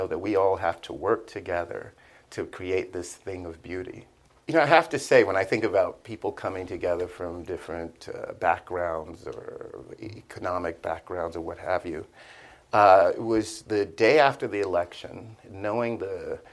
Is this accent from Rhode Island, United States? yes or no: no; Miami, Florida, United States; I'm from Liberty City